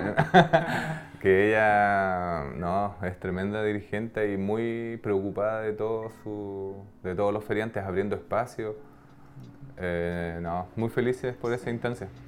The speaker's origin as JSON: {"language": "Spanish", "region": "Aysén", "country": "Chile", "also_born_or_lived": "Los Lagos", "said": "nosotros somos de acá de Aysén, estuvimos viviendo gran parte del tiempo acá"}